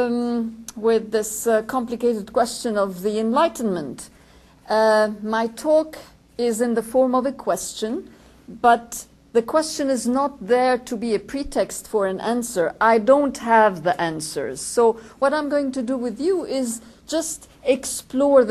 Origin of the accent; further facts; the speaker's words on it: Lebanon; George and I come from Lebanon